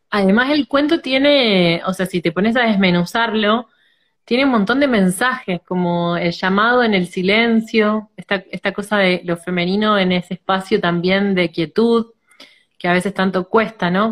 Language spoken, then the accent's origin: Spanish; Rosario, Santa Fe, Argentina; soy de Rosario, Argentina